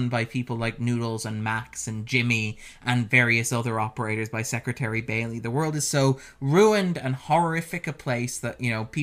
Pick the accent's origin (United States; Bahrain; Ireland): Ireland; we're both Irish